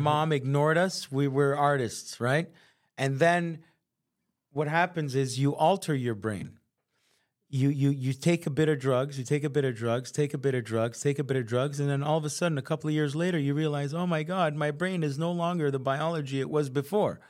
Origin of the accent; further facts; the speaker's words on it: Montreal, Quebec, Canada; we're from Montreal